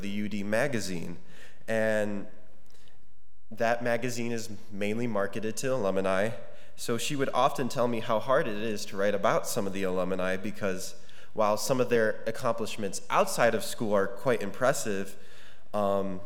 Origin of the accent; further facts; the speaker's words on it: United States; I was the minority as an American in a large group of Indian and Middle Eastern students